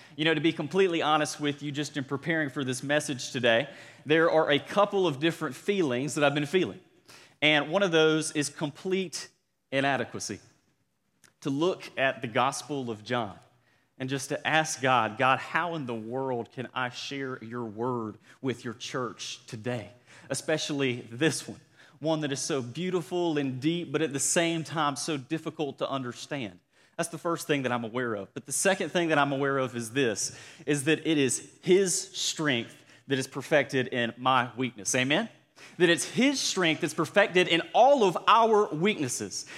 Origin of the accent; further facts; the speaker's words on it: Cordele, Georgia, United States; accent: Southern; moved away; my hometown of Cordill, Georgia